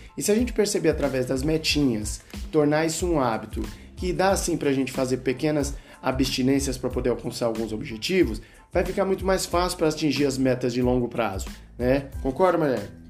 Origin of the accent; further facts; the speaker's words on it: Brazil; como brasileiro